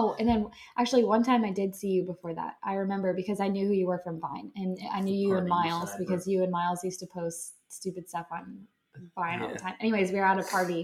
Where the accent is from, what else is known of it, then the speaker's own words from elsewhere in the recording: Bradenton, Florida, United States; also born or lived in Pensacola, Florida / Brandon, Florida; I am born and raised in Florida